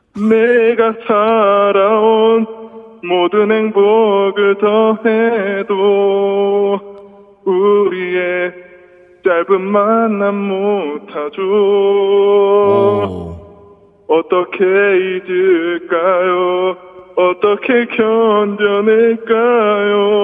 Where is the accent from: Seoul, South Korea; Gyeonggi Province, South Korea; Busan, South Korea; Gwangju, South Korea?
Gwangju, South Korea; now in Daejeon, South Korea; 지금 광주가 고향인데